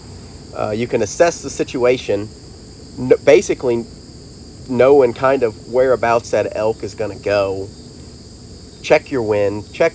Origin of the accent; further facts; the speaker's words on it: Missouri, United States; I'm from Missouri